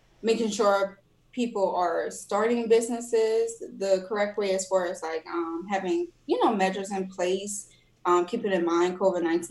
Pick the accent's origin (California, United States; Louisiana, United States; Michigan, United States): Louisiana, United States; New Orleans; I'm from New Orleans